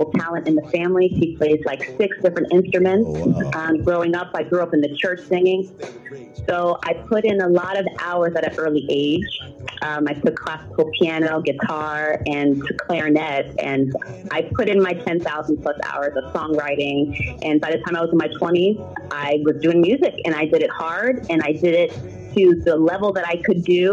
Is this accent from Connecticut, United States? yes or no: yes; Stamford, Connecticut, United States; English is a second language; also born or lived in Berlin, Germany; In the 90s, I grew up in Stamford, Connecticut